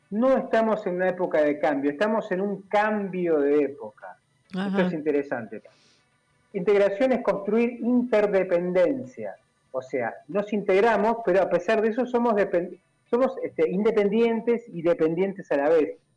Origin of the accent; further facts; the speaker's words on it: Argentina; Somos todos argentinos, vamos para adelante porque pensamos lo queremos lo mismo